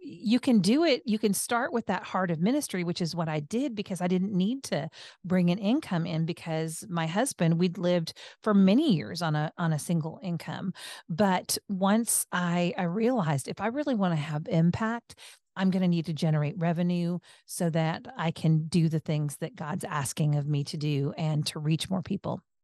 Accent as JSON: {"language": "English", "area": "the Northwest", "region": "Pacific Northwest", "country": "United States", "tie": "born or raised there", "said": "I was born in the Northwest with German heritage."}